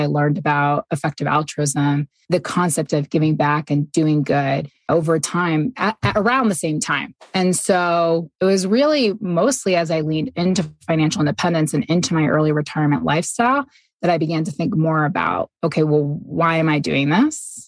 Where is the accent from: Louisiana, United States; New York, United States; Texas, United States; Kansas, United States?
New York, United States; moved away as an adult; also born or lived in Boston / Singapore; now in Ogden, United States; I'm originally from New York State and have lived in Boston, Singapore